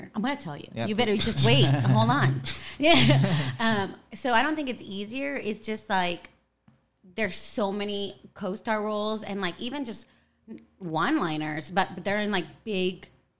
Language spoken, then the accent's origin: English; Sacramento, California, United States; also born or lived in El Salvador / Atlanta, Georgia; now in Los Angeles, United States; To Sacramento, California. Okay. That's where I was raised. So I'm from Sactown, 916.